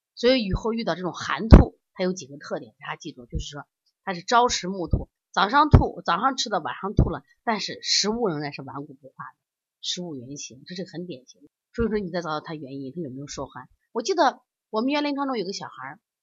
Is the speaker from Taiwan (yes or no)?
no; China; 你看我们中国人的饮食还都是烹饪，都是经过这种加工的